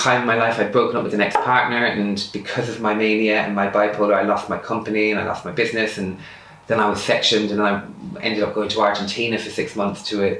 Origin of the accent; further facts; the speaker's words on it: Ireland; I'm Irish